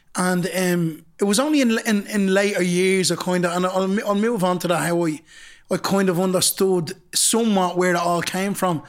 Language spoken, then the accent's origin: English; Dublin, Leinster, Ireland; also born or lived in Temple Bar, Dublin; I come from Ballymun